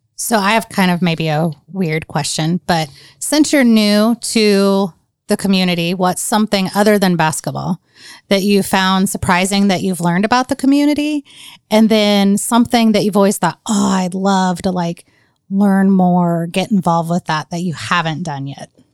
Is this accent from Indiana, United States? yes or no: yes; Indiana, United States; I was from Indiana